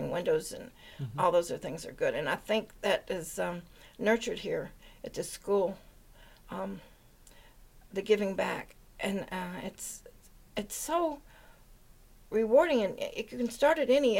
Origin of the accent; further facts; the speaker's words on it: Memphis, Tennessee, United States; now in Waitsfield, United States; I live in Waitsfield. I'm originally from Memphis, Tennessee